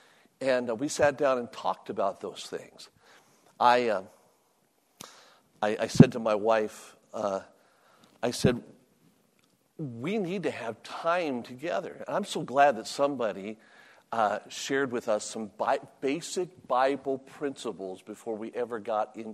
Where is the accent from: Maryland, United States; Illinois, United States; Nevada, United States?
Nevada, United States; Las Vegas; also born or lived in Virginia; I was born and raised in Las Vegas